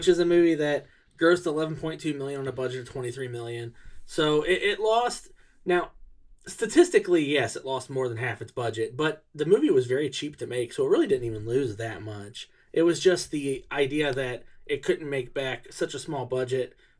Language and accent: English; United States; I'm American